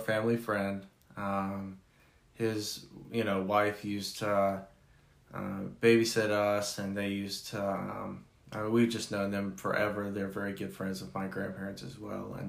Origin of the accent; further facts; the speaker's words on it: Clemmons, North Carolina, United States; moved away; also born or lived in Chicago / Denver; I grew up in Clemens, North Carolina, small town